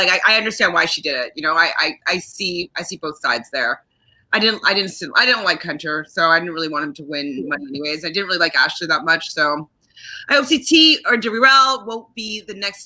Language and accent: English; Canada; I'm Canadian